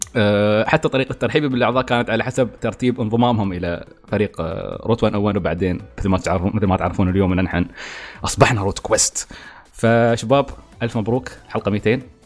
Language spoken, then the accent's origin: Arabic; Al Ain, Abu Dhabi, United Arab Emirates; نحن في الإمارات، يعني أنا مثلاً، أنا مثلاً من العين